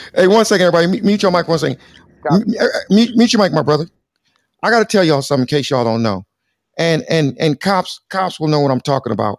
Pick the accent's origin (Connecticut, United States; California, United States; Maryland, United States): California, United States; Compton; also born or lived in Los Angeles; I'm from beautiful sunny, sunny Southern California